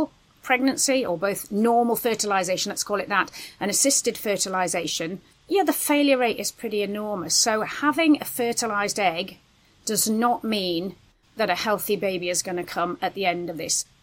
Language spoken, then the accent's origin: English; United Kingdom; We're British